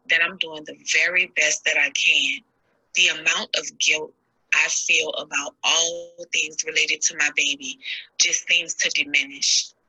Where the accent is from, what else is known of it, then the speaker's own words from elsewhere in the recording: New Orleans, Louisiana, United States; now in Houston, United States; I'm originally from New Orleans, Louisiana, but I currently reside in Houston, Texas.